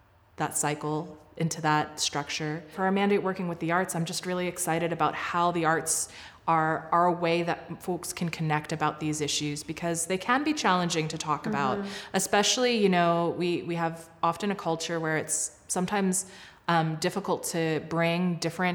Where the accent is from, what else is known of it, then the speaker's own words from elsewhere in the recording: Southern United States, United States; moved away as an adult; now in Calgary, Canada; I grew up in a fairly racially homogenous suburbs of the southern states